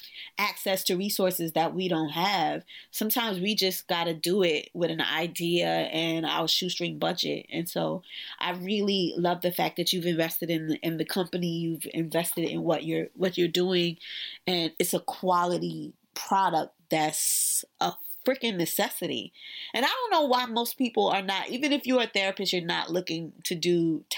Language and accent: English; New York City, New York, United States; as a New Yorker who has lived through both of the blackouts, and I've lived through 9/11, I've lived through, you know, a lot of the tragedies that have happened here in New York City